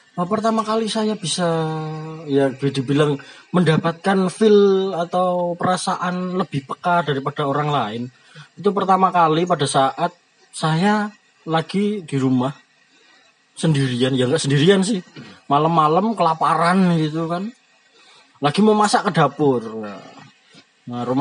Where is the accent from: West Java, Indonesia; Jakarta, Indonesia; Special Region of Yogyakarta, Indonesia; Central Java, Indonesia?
Central Java, Indonesia; Surakarta; accent: Javanese; ya sebelumnya kita berasal dari Solo ya jadi kalau bahasanya bahasa Indonesia nya agak medok ke Jawa